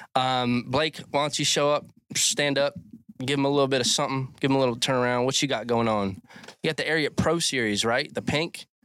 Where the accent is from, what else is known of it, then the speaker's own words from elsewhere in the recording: Cecil County, Maryland, United States; moved away as an adult; also born or lived in Texas; I am originally from Cecil County, Maryland, A K A Cecil Tucky, little redneck town